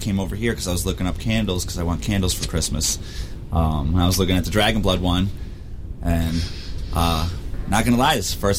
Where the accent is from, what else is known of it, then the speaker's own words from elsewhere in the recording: Michigan, United States; we're from Michigan.